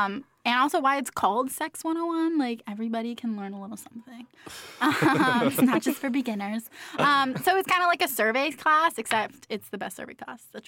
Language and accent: English; Central Valley, California, United States; I'm from the Central Valley, and there's not a lot of do out there.